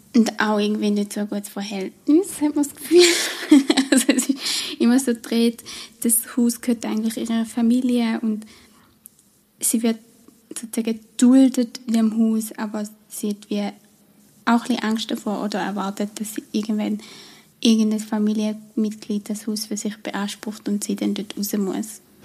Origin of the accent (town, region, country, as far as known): Switzerland; accent: Swiss German